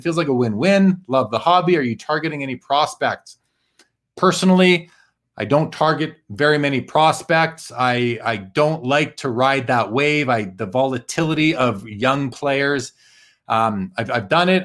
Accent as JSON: {"language": "English", "town": "Calgary", "region": "Alberta", "country": "Canada", "tie": "born or raised there", "said": "my hometown Flames"}